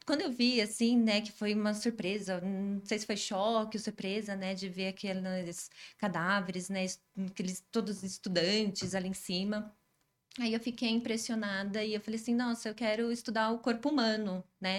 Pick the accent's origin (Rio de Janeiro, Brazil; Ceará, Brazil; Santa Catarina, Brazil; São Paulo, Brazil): São Paulo, Brazil; also born or lived in Araraquara; eu sou de São Paulo